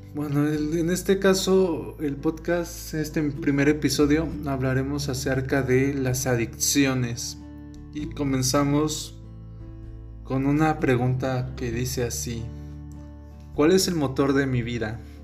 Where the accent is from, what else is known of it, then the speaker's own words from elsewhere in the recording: Oaxaca, Mexico; yo soy de Oaxaca